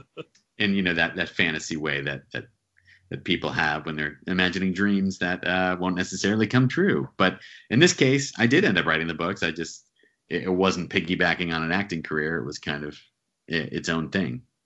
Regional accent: central New Jersey, United States; now in New York City, United States; Grew up in New Jersey, uh, central New Jersey, about an hour from New York City.

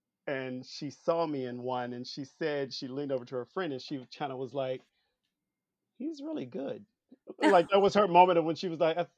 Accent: Memphis, Tennessee, United States; moved away as an adult; now in Los Angeles, United States; And I'm from the South, from Memphis.

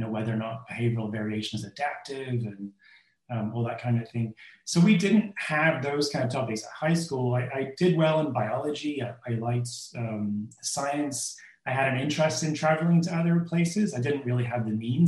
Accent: Portaferry, Northern Ireland, United Kingdom; moved away as an adult; also born or lived in London; now in Santa Barbara, United States; I grew up in Northern Ireland in a small town called Portaferry, which is just on the shores of Strangford Loch, which is about an hour south of Belfast.

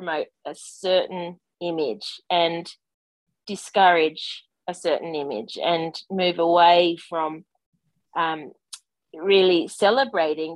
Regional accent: Australia; growing up in Australia, growing up in Australian sport

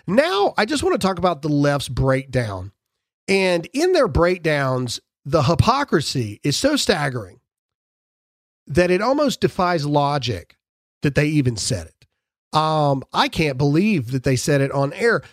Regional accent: Mississippi, United States; I'm from Mississippi

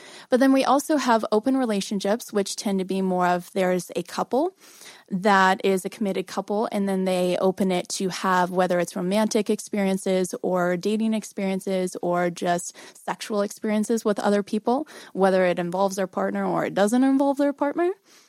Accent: Missouri, United States

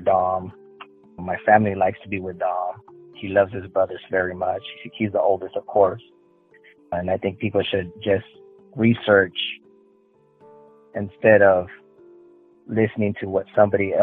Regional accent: the Valley, Texas, United States; also born or lived in Houston, Texas; I lived in the valley most of my life, which I do live right now. And I lived in Houston for about 10 years as well.

